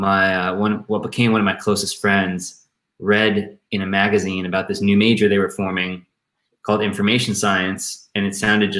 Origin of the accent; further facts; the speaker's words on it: Maryland, United States; I'm from Maryland, the suburbs of Maryland